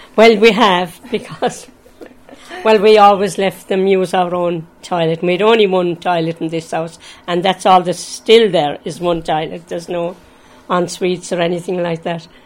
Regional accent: Limerick, Munster, Ireland; moved away as an adult; now in Kellys Cross, Ireland; I'm from Limerick

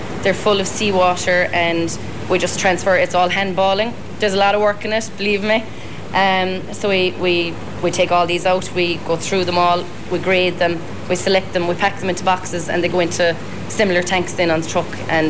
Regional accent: Cahersiveen, County Kerry, Ireland; now in Portmagee, Ireland; Port Magee is a beautiful village, same as Carrigsveen. Sure, I come from Carrigsveen, can't not say that. But yeah, I love living in Port Magee.

